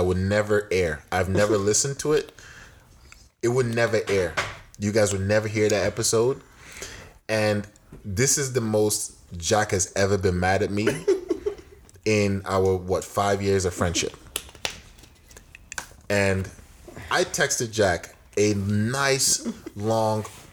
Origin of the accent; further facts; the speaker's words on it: the North, Northern Nigeria, Nigeria; first language Tiv; English is a second language; now in United States; Hausa is easier mm-hmm. to translate for me because I grew up in the North. Mm-hmm. Tiv is my native tongue